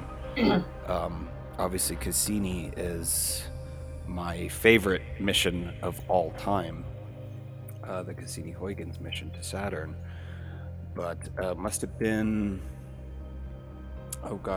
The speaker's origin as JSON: {"language": "English", "town": "San Diego", "region": "California", "country": "United States", "tie": "born or raised there", "moved": "yes", "lives_now": "Southern Arizona, United States", "said": "I grew up in San Diego."}